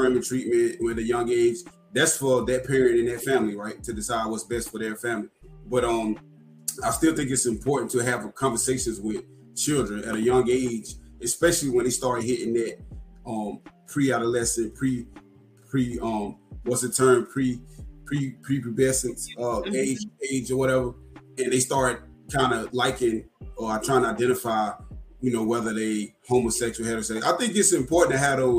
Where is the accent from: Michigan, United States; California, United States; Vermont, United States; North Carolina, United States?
North Carolina, United States; here in my home state, North Carolina